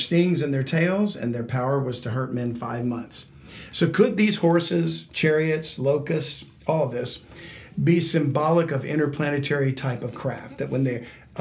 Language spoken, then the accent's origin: English; Louisiana, United States; I'm from Louisiana